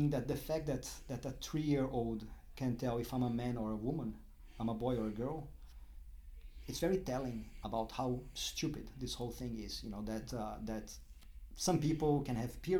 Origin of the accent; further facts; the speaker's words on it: Brazil; moved away as an adult; also born or lived in Durham, United Kingdom / London, United Kingdom; now in Melbourne, Australia; As much as you can hear my accent, when you look at me, I don't look Brazilian